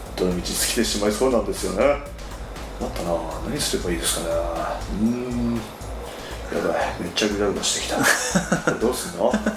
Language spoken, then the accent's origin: Japanese; Yatsushiro, Kumamoto, Japan; 八代の方で生まれて、はいはいはいはい、そこから山に囲まれて自然の中で野生児として育った